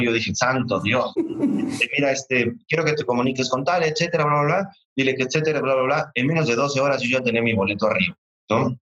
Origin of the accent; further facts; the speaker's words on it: Mexico; como buen mexicano